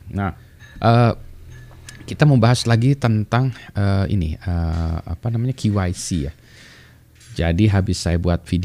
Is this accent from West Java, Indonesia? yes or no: yes; Bandung, West Java, Indonesia; Misalnya dulu saya besar di kota Bandung misalnya